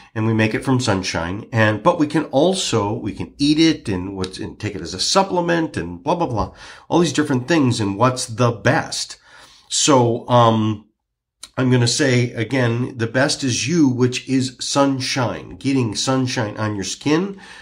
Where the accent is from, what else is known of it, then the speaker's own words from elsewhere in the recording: Michigan, United States; I'm from Michigan